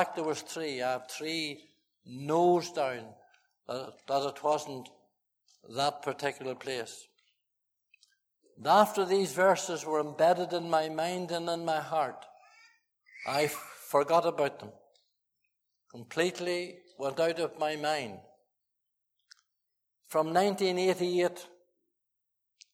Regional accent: Fermanagh, Northern Ireland, United Kingdom; moved away; I went to Fermanagh, my hometown, my home county

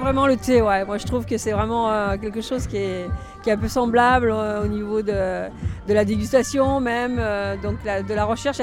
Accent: Villefranche-sur-Saône, Auvergne-Rhône-Alpes, France; moi je viens de Villefranche-sur-Saône, donc dans le Beaujolais.

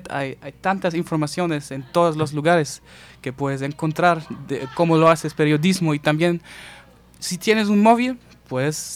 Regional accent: United States; Spanish is a second language; quizás también porque soy gringo, quién sabe

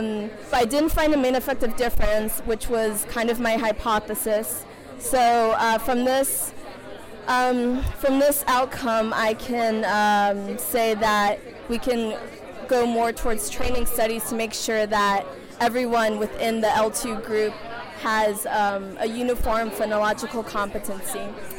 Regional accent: Ohio, United States; from the College of Worcester in Ohio.

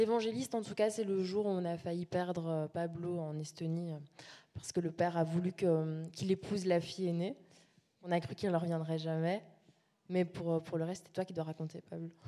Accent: La Louvière, Wallonia, Belgium; moved away; on vient de La Louvière, Salvatore et moi. Donc on a, fait un workshop dans, notre ancienne école dix ans plus tard

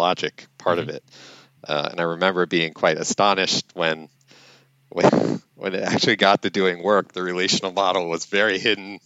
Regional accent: New York, United States; moved away as an adult; also born or lived in Washington, D.C.; now in Louisiana, United States; I'm originally from New York

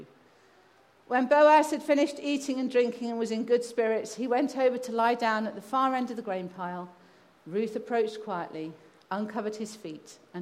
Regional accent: England, United Kingdom; also born or lived in Kazakhstan; I'm English

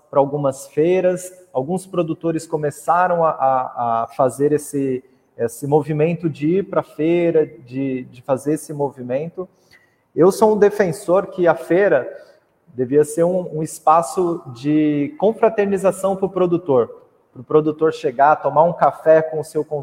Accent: Mogi das Cruzes, São Paulo, Brazil; que sou de Mogi das Cruzes, ali da região de Itaiaçupeba

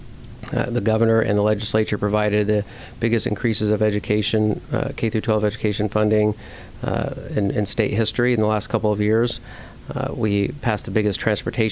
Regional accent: Washington, United States; also born or lived in Yakima, Washington; I'm from Washington State, lived in Yakima, went to school at WSU

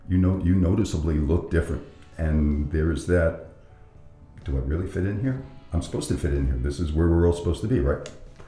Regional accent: New York City, New York, United States; When we moved to Ridgewood, which was that sort of Brooklyn, Queens border.

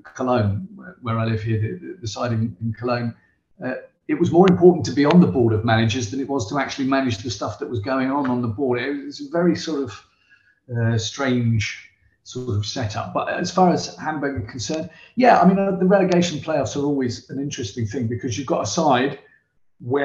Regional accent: Southampton, South East England, United Kingdom; I'm from Southampton.

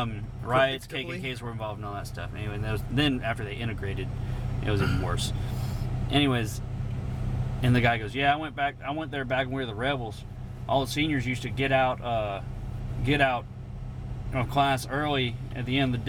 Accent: the South, United States; growing up in the South

